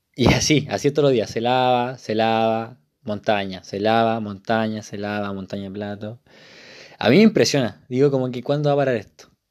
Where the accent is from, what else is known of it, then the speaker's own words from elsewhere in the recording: Isla de Maipo, Santiago Metropolitan Region, Chile; moved away as an adult; now in Santiago, Chile; yo soy de Isle de Maipo, de una parte muy rural, entre comillas, de, la región metropolitana